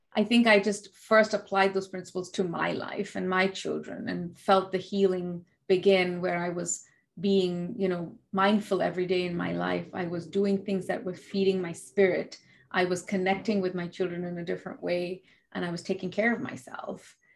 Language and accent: English; India; being an Indian